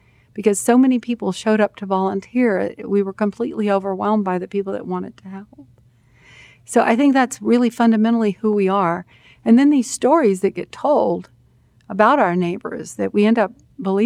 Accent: Texas, United States; I'm from Texas

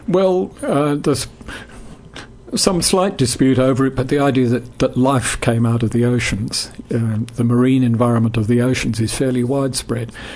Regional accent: England, United Kingdom; I grew up in England

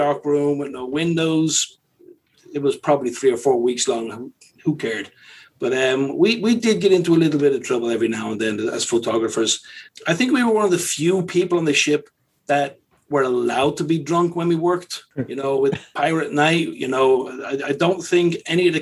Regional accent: Dublin, Leinster, Ireland; moved away as an adult; also born or lived in London; originally I'm from Dublin, Ireland.

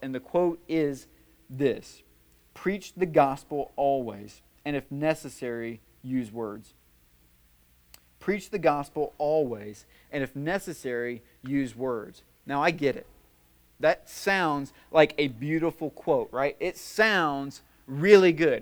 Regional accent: White House, Tennessee, United States; I'm from White House, all right? Things are a little slower there

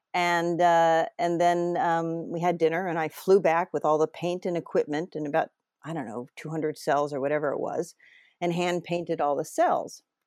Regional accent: New England, United States; moved away; I'm from New England originally

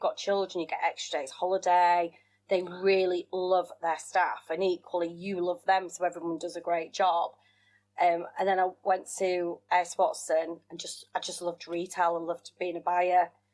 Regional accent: Wakefield, Yorkshire and the Humber, United Kingdom; accent: northern; also born or lived in South Africa; I was brought up in Yorkshire. So from my accent, lots of people assume I'm born and bred a northerner, which I suppose yeah. I am

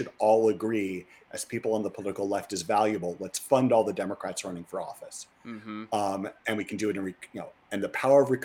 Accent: Missouri, United States; I grew up in Missouri, and when I was a kid, it was a blue state

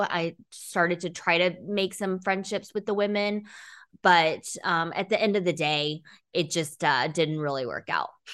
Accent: Texas, United States; also born or lived in China / Dallas, Texas / Ithaca, New York / San Francisco, California; we moved to Texas when I was in grade school, finished, um, high school here

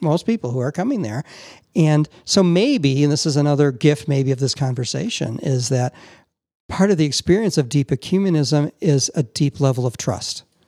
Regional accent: Chicago, Illinois, United States; I'm from Chicago

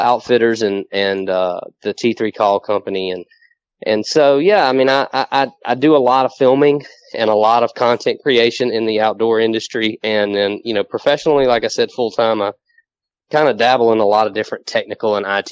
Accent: southwest Mississippi, United States; moved away as an adult; now in Louisiana, United States; I'm actually originally from Mississippi.

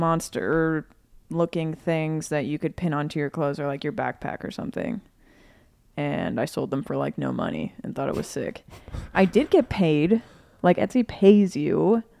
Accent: Cincinnati, Ohio, United States; People know I'm from Cincinnati.

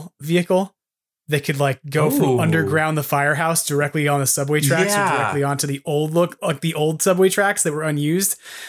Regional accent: East Coast, United States; moved away; when I grew up on the East Coast

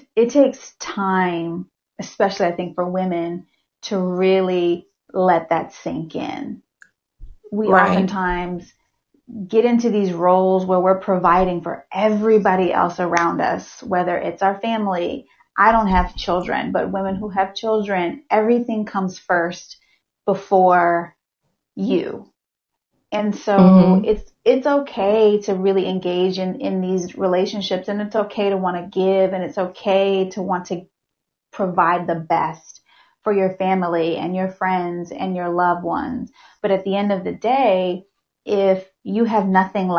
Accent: Hampton, Virginia, United States; another person from Hampton

